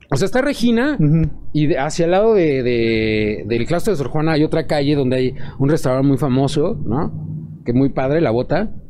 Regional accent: Mexico; Somos mexicanos, o sea, nunca vas a negar que, va, por ejemplo, eh, eres metalero y vas en el pecero escuchando cumbias.

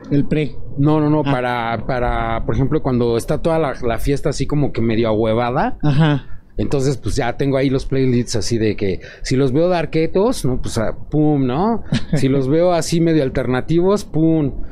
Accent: Mexico; Somos mexicanos, o sea, nunca vas a negar que, va, por ejemplo, eh, eres metalero y vas en el pecero escuchando cumbias.

